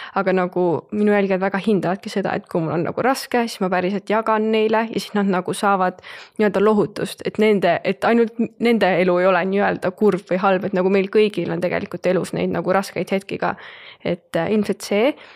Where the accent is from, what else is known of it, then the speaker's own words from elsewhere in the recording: Rakvere, Lääne-Viru County, Estonia; moved away as an adult; now in Tallinn, Estonia; olen pärit Rakverest, viimased pool aastat olen elanud Tallinnas